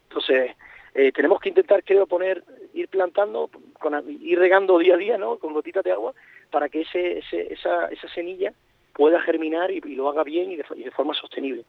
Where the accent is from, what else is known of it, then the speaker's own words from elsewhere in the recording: Canary Islands, Spain; nuestra idiosincrasia como, como archipiélago canario que estamos dependiendo del mar